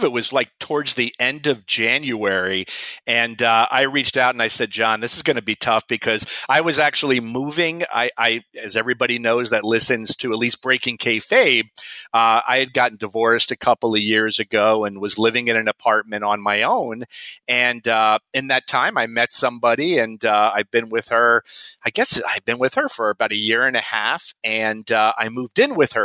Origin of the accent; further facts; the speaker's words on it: Miami Beach, Florida, United States; I was born and raised in Miami Beach, Florida